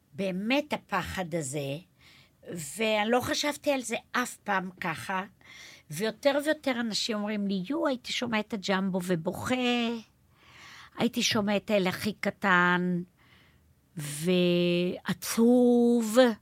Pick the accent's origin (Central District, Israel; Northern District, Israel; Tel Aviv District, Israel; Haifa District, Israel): Haifa District, Israel; Neve Yam; ואני גדלתי בנווה ים